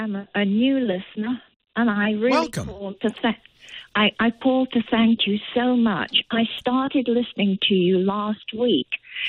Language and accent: English; England, United Kingdom; now in United States; as you can hear, I'm born and raised in England, but I am an American citizen and love it here.